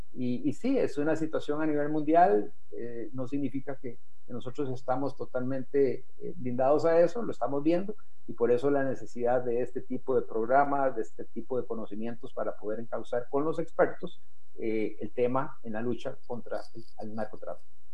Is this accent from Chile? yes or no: no; Costa Rica; deberíamos de sentirnos orgullosos como costarricenses